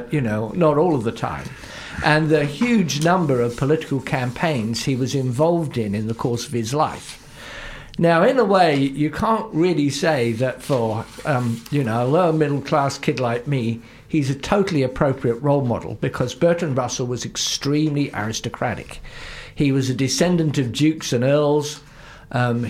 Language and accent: English; Luton, East of England, United Kingdom; moved away as an adult; now in New Zealand; I'm originally English, and I come from one of the least distinguished towns in all of England, Luton